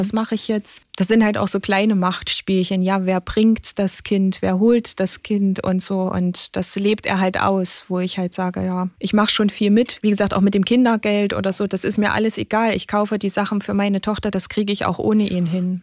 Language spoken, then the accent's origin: German; Germany; bei uns in Deutschland